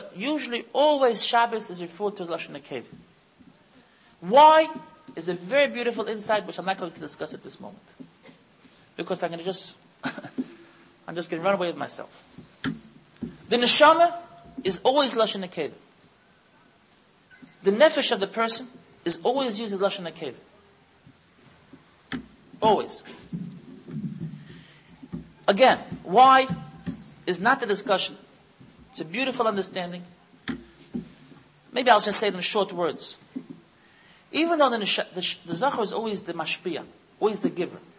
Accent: United States; now in Israel; I was born in the United States

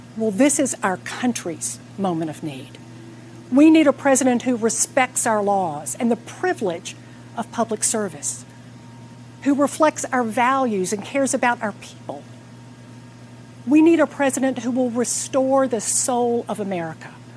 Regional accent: Atlanta, Georgia, United States; I'm here in my hometown of Atlanta

